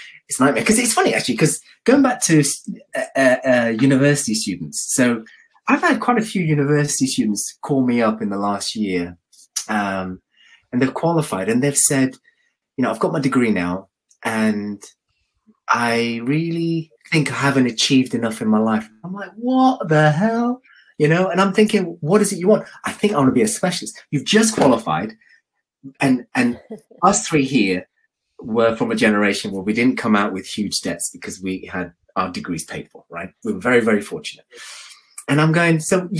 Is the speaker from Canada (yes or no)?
no; London, United Kingdom; moved away as an adult; now in Birmingham, United Kingdom; I moved to Birmingham because I'm from London